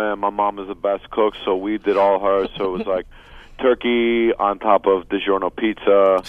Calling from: West New York, New Jersey, United States; I'm in West New York, New Jersey right now.

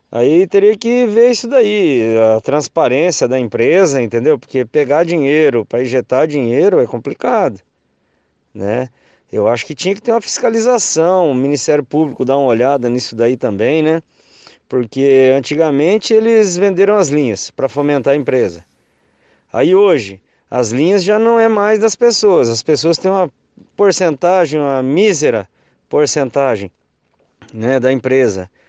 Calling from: Londrina, Paraná, Brazil; eu sou aqui de Londrina.

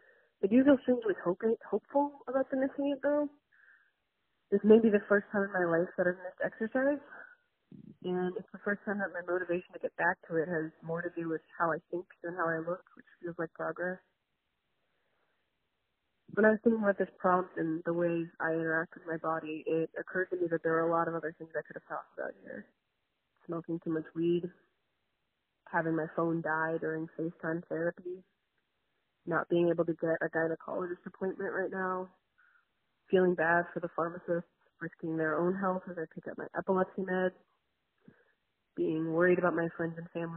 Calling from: Los Angeles, California, United States; of Not All Geminis, and I'm calling from Los Angeles.

